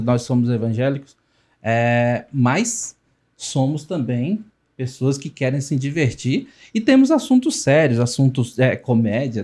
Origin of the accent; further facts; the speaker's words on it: Luziânia, Goiás, Brazil; nós somos de Lusiânia praticamente é o cerrado